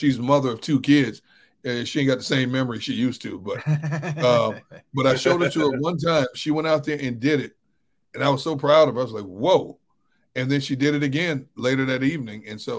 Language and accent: English; Wisconsin, United States; moved away; growing up in Wisconsin